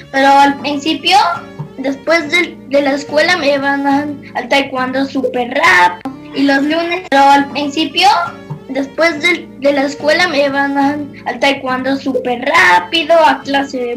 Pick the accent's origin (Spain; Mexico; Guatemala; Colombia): Mexico; Puebla; tengo seis años y vengo de la ciudad